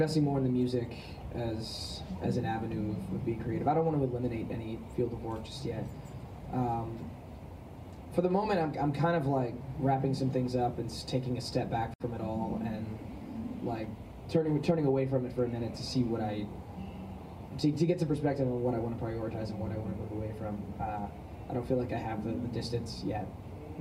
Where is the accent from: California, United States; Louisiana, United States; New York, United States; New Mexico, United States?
California, United States; Los Angeles; the environment I grew up in Los Angeles